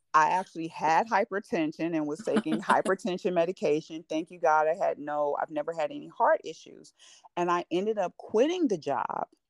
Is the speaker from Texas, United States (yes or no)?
no; California, United States; now in Georgia, United States; I'm from California and I'm in Georgia